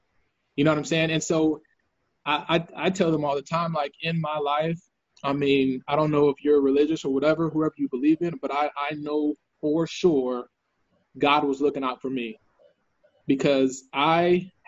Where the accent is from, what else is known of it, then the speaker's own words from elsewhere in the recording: Austin, Texas, United States; also born or lived in San Antonio; when I was growing up in Austin and in San Antonio